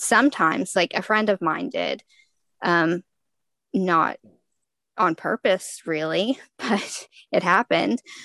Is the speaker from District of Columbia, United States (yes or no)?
no; Texas, United States; I am from Texas, so obviously I went to football games in high school